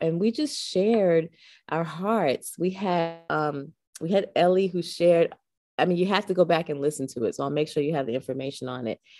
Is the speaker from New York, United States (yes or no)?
yes; New York City, New York, United States; I was born and raised in the Boogie Down Bronx. Uh, it's my home.